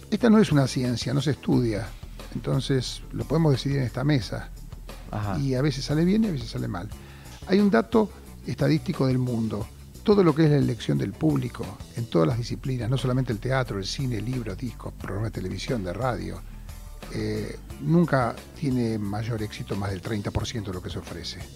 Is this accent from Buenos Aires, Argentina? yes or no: yes; Buenos Aires, Argentina; Yo de hecho nací en Mataderos, en esa, en esa casa